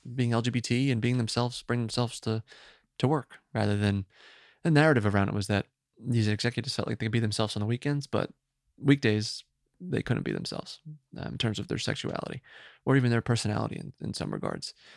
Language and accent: English; Woodbridge, New Jersey, United States; moved away; from New Jersey originally